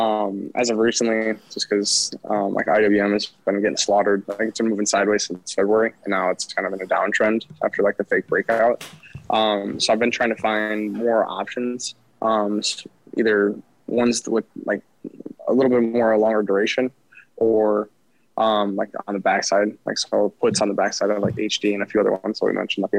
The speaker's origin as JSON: {"language": "English", "region": "Wisconsin", "country": "United States", "tie": "born or raised there", "said": "I grew up in Wisconsin"}